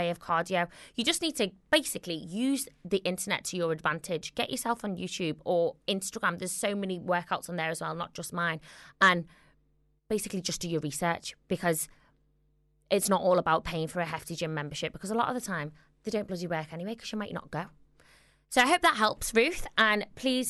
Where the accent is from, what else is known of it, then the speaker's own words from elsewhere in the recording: Liverpool, North West England, United Kingdom; accent: Scouse; my Scouse accent